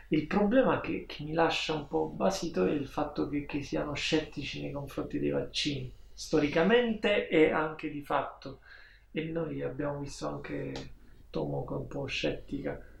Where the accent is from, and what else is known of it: Southern Italy, Italy